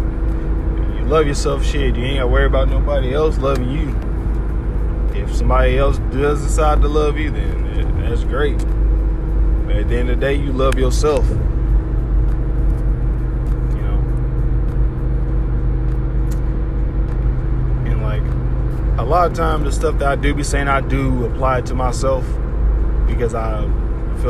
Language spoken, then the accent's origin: English; Harvey, Illinois, United States; moved away; back home, back in Harvey